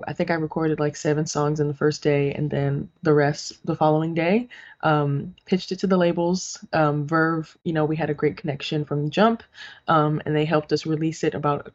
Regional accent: New York City, New York, United States; growing up in the Boogie Down

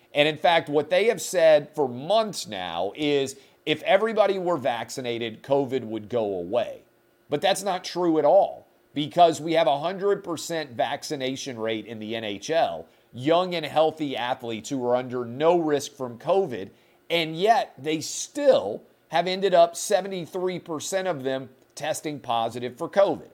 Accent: Nashville, Tennessee, United States; here in my hometown of Nashville

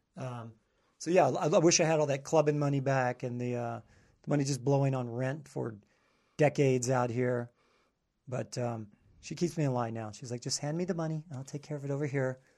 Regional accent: southern Kentucky, United States; moved away as an adult; also born or lived in Panama City Beach, Florida; I'm from, like, more southern Kentucky

